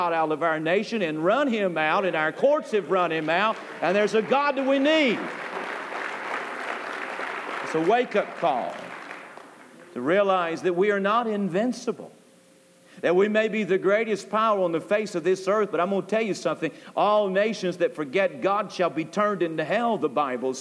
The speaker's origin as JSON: {"language": "English", "country": "United States", "said": "we as American people"}